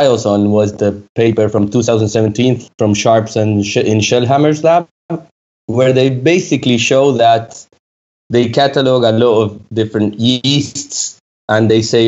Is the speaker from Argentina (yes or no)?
yes; Argentina; moved away as an adult; also born or lived in France; I moved back to Argentina, where I'm originally from